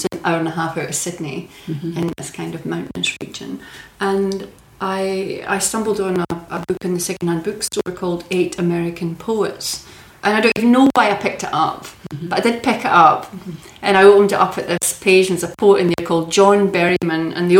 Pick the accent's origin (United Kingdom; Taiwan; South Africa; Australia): United Kingdom; Scotland; I come from Lanarkshire.